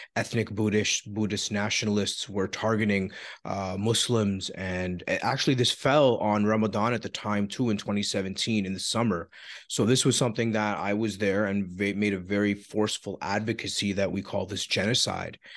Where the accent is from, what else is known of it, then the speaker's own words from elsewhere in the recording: Toronto, Ontario, Canada; I was born in Scarborough